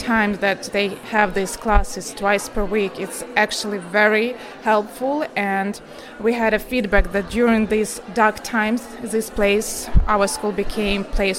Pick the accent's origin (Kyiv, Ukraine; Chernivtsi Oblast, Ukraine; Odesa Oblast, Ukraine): Kyiv, Ukraine; English is a second language; now in United Kingdom; And sometimes London, because I came from Kyiv, reminds me Kyiv and England itself, like the beauty, the countryside reminds me of Ukraine, so UK became my second home.